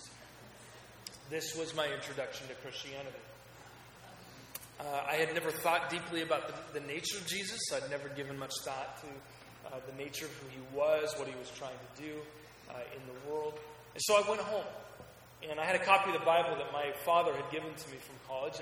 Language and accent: English; Salem, Oregon, United States; also born or lived in Portland, Oregon; I was raised in Oregon, grew up in Salem, which is our capital.